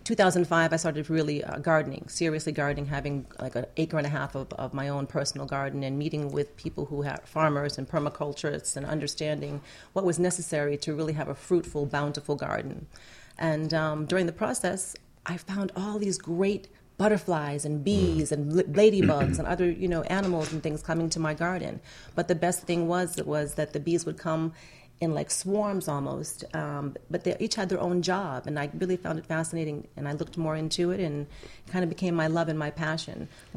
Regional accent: New England, United States; now in Miami, United States; New England.

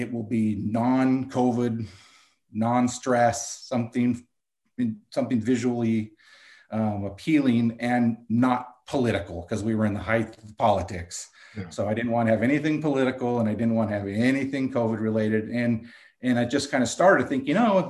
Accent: Carpinteria, California, United States; also born or lived in Santa Barbara, California; growing up in Carpinteria and living in Santa Barbara

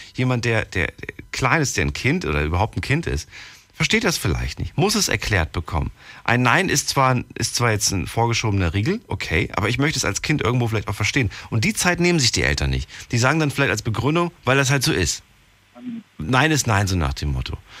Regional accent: Frankfurt, Hesse, Germany; Ich auch

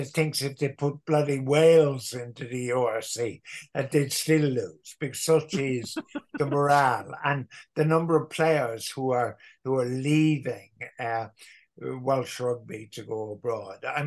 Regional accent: Ireland; us as Irish Catholics

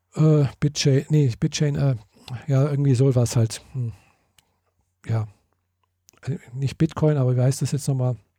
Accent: Germany; wie bei uns in Deutschland so üblich

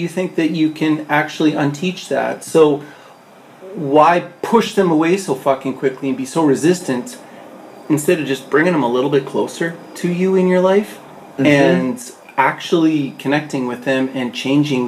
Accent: Canada; I'm fucking Canadian

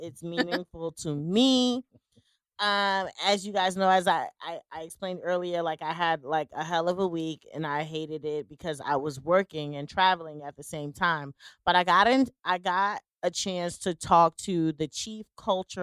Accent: Jersey City, New Jersey, United States; I'm from Jersey City

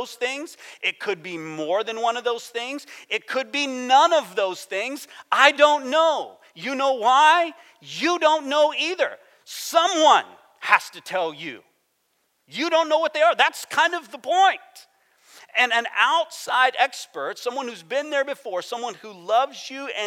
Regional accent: United States; I'm American

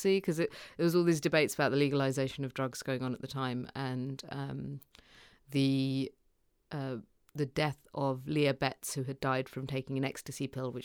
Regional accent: United Kingdom; So we ended up growing up in the UK.

